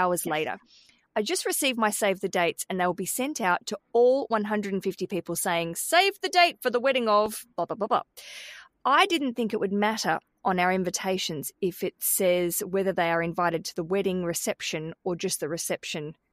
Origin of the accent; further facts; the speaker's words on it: Australia; now in London, United Kingdom; I live in London, Michelle, and I come from Australia